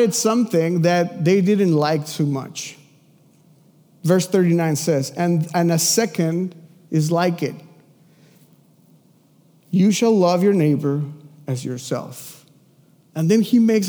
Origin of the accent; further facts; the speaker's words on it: Mexico City, Mexico; moved away; I'm from Mexico City. I lived in a house with three other families in the same house.